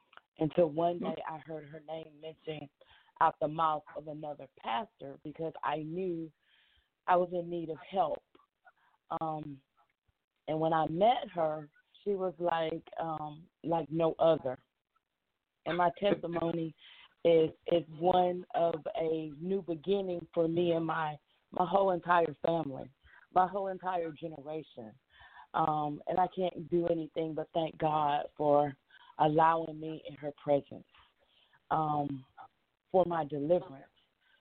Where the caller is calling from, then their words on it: Monroe, Georgia, United States; I'm calling from Monroe, Georgia.